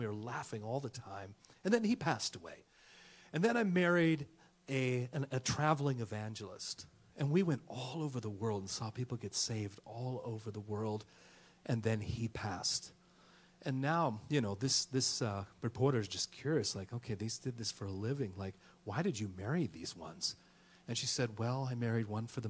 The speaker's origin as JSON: {"language": "English", "town": "Oakland", "region": "California", "country": "United States", "tie": "born or raised there", "also_born_or_lived": "Georgia / Tennessee", "moved": "yes", "lives_now": "Texas, United States", "said": "we're originally from the hood, and from Oakland, California, born and raised"}